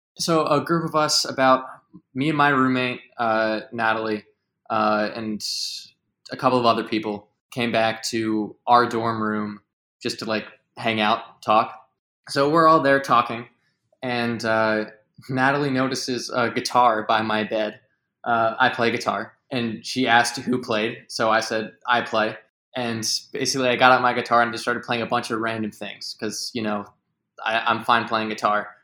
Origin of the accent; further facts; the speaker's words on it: just outside of Philadelphia, Pennsylvania, United States; I am from just outside of Philadelphia